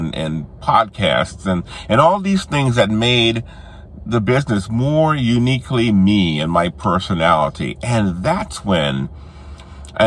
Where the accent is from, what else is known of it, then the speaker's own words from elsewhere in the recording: New Orleans, Louisiana, United States; moved away; New Orleans, which was my hometown